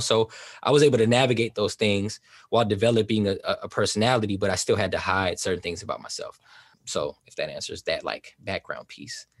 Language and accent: English; Oakland, California, United States; also born or lived in East Saint Louis, Illinois; originally from East Saint Louis, Illinois, that's where I was born, uh, but I was brought up in Southern California, and I feel like I was raised in, like, the Bay Area, Oakland, California